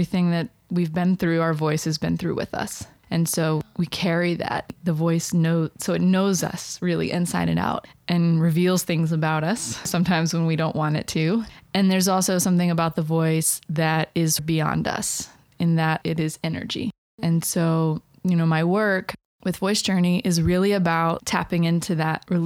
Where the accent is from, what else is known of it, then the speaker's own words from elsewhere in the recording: Blue Ridge Mountains of Virginia, United States; I grew up in the Blue Ridge Mountains of Virginia